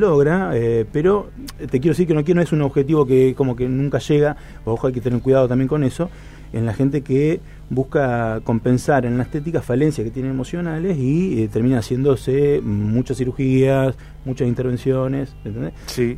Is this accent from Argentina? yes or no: yes; San José de la Esquina, Santa Fe, Argentina; soy un pueblo San José de la Esquina, 8.000 habitantes vida de pueblo